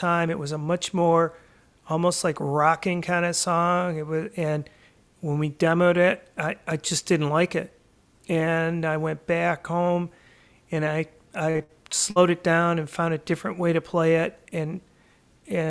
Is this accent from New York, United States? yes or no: no; Port Huron, Michigan, United States; growing up in Port Huron